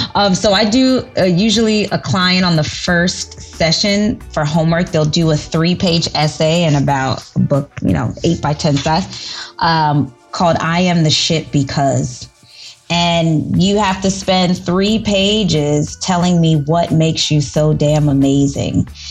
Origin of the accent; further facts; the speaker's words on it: New York City, New York, United States; I'm from the Bronx